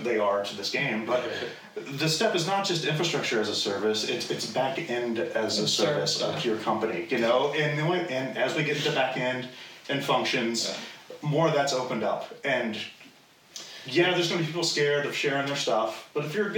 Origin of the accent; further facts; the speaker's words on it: United States; I'm American